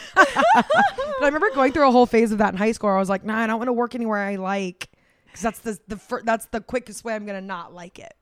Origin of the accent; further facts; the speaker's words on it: Florida, United States; now in New York, United States; We grew up in Florida